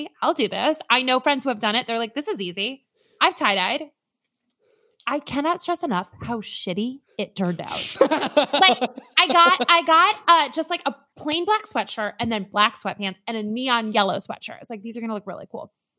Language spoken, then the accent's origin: English; Minnesota, United States; I grew up in Minnesota. I'm from like a very rural town.